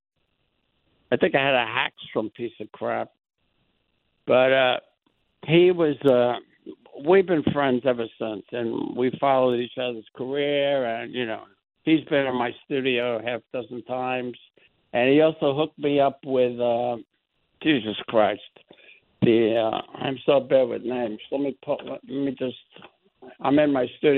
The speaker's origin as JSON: {"language": "English", "town": "New York City", "region": "New York", "country": "United States", "tie": "born or raised there", "said": "I grew up with him in the Bronx."}